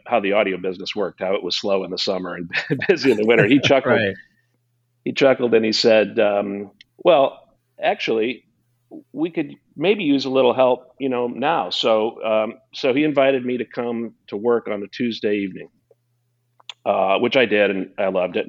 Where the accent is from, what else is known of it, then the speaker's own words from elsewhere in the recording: Quincy, Illinois, United States; I was born and raised in Quincy, Illinois